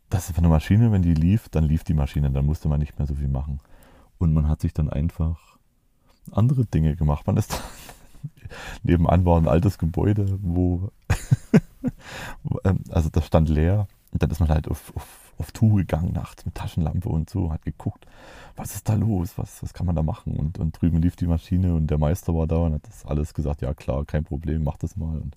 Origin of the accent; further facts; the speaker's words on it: East Germany, Germany; also ich bin im Osten aufgewachsen, genau wie der, mein Kumpel